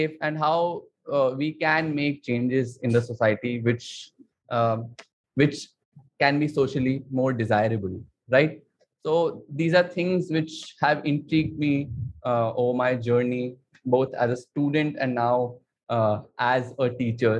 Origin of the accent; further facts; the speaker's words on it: Delhi, India; moved away as an adult; also born or lived in Pune; now in Mumbai, India; I've been born and brought up in Delhi